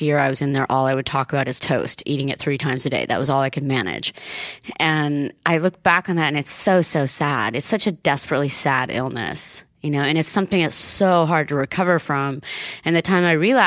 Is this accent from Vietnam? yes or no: no; Italy; now in United States; after growing up in Italy and then getting sent to America in the 80s